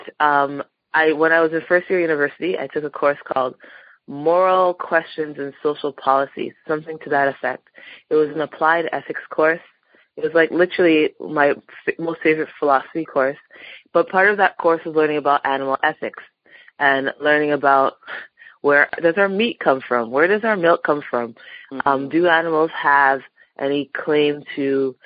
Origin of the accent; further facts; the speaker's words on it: Toronto, Ontario, Canada; also born or lived in Montreal; I grew up in Toronto, moved out to Montreal for law school.